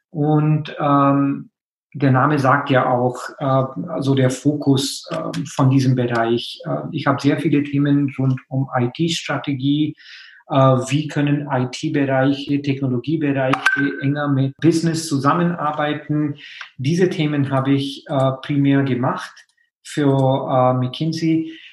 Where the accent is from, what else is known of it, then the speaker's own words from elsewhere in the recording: India; German is a second language; moved away as an adult; now in Germany; Also ich meine, ich komme ja aus Indien, bin dann direkt nach meinem Studium quasi in Physik nach Deutschland gekommen, um in äh, Physik zu promovieren.